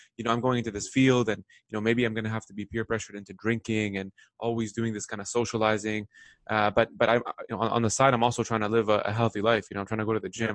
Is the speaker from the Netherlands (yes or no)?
no; Lebanon; now in North America; I grew up in the Middle East. I, I was born in Lebanon.